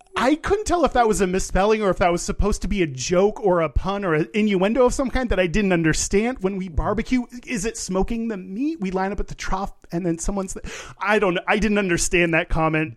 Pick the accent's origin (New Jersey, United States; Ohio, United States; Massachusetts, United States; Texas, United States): Texas, United States; I grew up in Texas